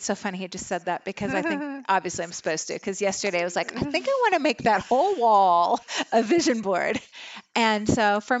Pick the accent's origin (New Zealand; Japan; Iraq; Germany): Germany; I mean, I grew up in Germany. It's old.